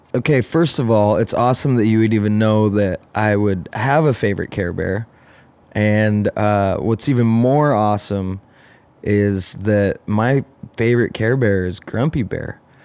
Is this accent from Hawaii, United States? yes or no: no; Eugene, Oregon, United States; now in Applegate Valley, United States; I was born and raised in Eugene